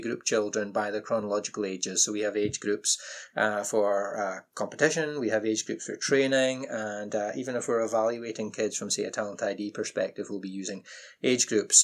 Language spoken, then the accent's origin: English; Orkney Islands, Scotland, United Kingdom; moved away; I grew up in the Orkney Islands